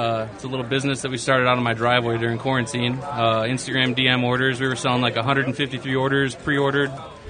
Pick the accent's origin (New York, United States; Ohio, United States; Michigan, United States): New York, United States; Buffalo; now in Ann Arbor, United States; I'm born and raised in Buffalo, New York